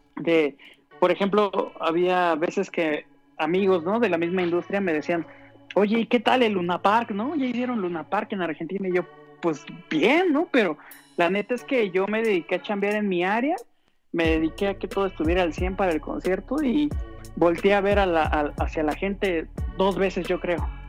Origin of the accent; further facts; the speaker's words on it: Mexico City, Mexico; yo soy de Iztapalapa para el mundo